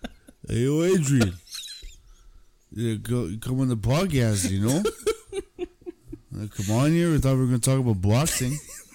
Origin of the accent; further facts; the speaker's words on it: Canada; we're Canadian. Our sense of humor is close to the Brits.